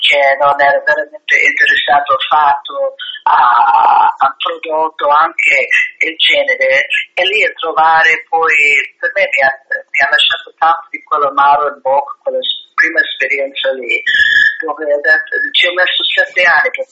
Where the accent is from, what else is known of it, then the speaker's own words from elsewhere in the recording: United States; now in Italy; nella mia terra, negli Stati Uniti.